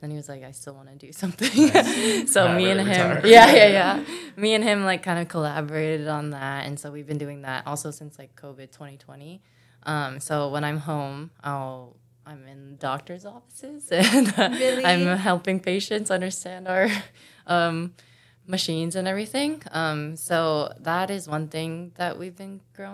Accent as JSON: {"language": "English", "region": "Hawaii", "country": "United States", "tie": "born or raised there", "also_born_or_lived": "Missouri", "moved": "as an adult", "said": "growing up in Hawaii, like I never surfed really."}